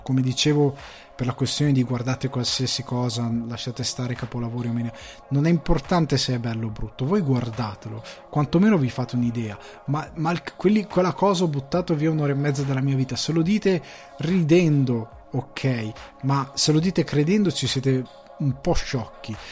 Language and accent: Italian; Italy; moved away as an adult; now in Dublin, Ireland; Io vengo da una piccola città di provincia